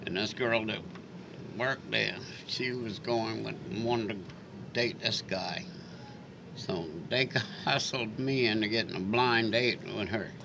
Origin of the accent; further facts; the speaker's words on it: Charleston, United States; also born or lived in Seattle, Washington; I would lucky to be born in Charleston